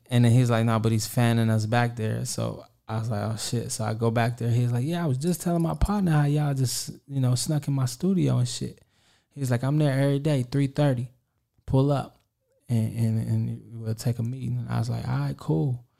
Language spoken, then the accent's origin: English; Kansas City, Kansas, United States; I'm from Kansas City, Kansas